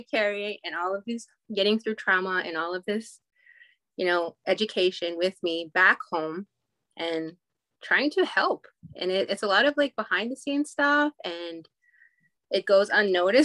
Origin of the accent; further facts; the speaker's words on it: Goodfish Lake, Alberta, Canada; I grew up in Goodfish Lake, Alberta, which is a small reserve 2 hours northeast of Edmonton.